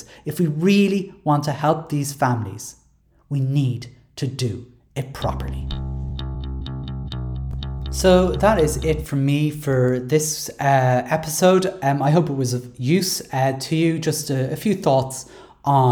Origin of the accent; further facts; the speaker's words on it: Ireland; As Irish people